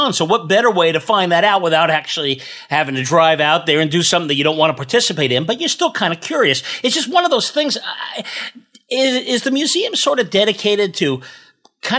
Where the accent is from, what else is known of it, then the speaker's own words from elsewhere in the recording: San Francisco Bay Area, California, United States; growing up in the San Francisco Bay Area